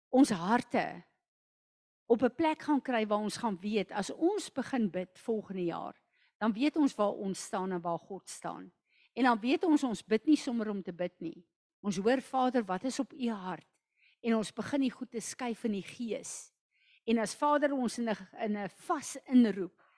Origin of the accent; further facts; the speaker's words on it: South Africa; as 'n Suid-Afrikaner